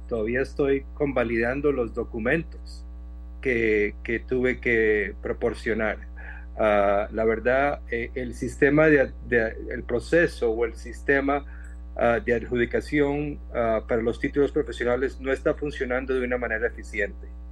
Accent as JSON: {"language": "Spanish", "country": "Costa Rica", "tie": "born or raised there", "moved": "as an adult", "lives_now": "Phoenix, United States", "said": "sí soy costarricense, nací en Costa Rica, y, pero vine a estudiar a Estados Unidos desde la universidad"}